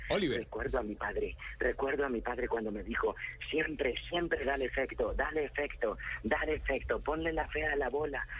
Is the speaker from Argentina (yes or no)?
no; Bogotá, Colombia; así somos los bogotanos